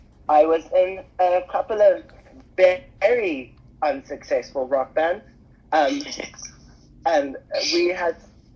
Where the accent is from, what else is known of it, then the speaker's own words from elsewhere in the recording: South Africa; moved away; I'm from South Africa originally, and I grew up on a small holding where my grandfather had a plant nursery.